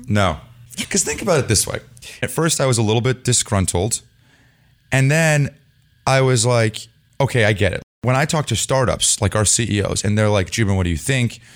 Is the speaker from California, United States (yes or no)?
yes; Los Altos, California, United States; I lived in Los Altos. You lived in Los Altos. Yes. I grew up there